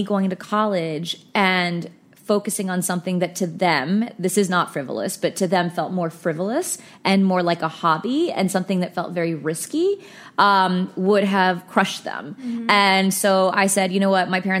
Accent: Fort Worth, Texas, United States; moved away as an adult; also born or lived in Philadelphia; now in New York, United States; I'm from Fort Worth, Texas

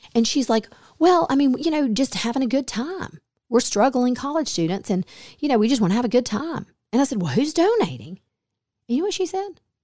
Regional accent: Smyrna, Georgia, United States; a small suburb that I grew up in near Atlanta.

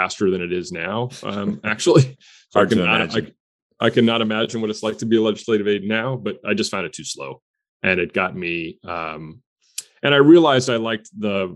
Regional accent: Stamford, Connecticut, United States; my hometown of Stamford, Connecticut

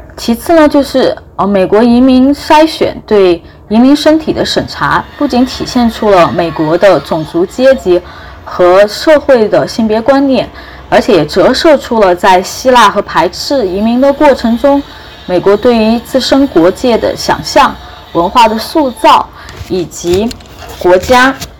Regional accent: China; 我们中国人现在是怎么样来

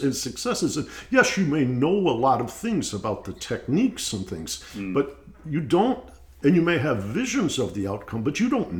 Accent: Detroit, Michigan, United States; a friend of mine who knew I was from the Detroit area

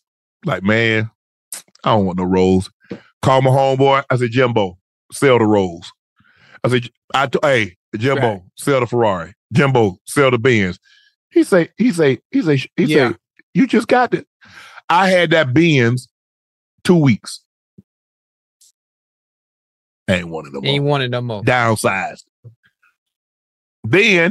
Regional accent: Long Island, New York, United States; Well, I was from Strong Island.

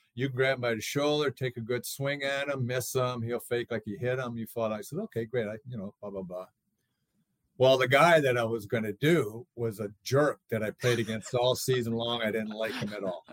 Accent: St. Paul, Minnesota, United States; I grew up in Twin Cities in St. Paul.

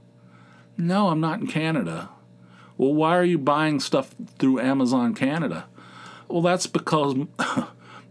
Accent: Dunbar, United States; moved away; our old town of Dunbar, my hometown of Dunbar

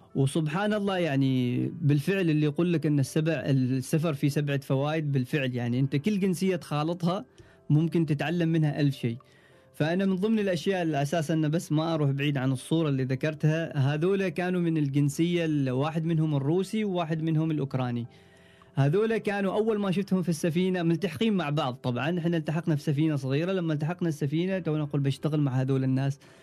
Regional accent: Oman; أنا كعماني وتقريباً أطول عماني معانا

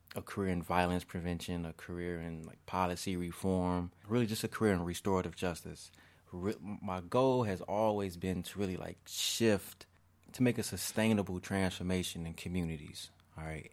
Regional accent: Markham, Illinois, United States; also born or lived in Roseland, Chicago / Harvey, Illinois / Chicago; I grew up in Markham, Harvey area

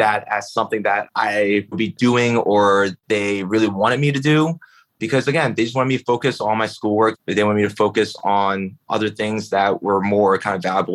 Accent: Philadelphia, Pennsylvania, United States; I grew up in Philly, in North Philly, and my parents were immigrants from China

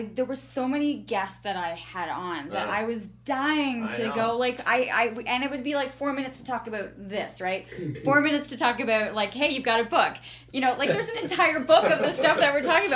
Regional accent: Canada; as Canadians

